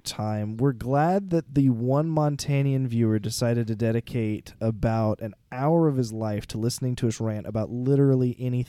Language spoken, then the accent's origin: English; Cajun, Louisiana, United States; La Place. I mean, we're Cajun.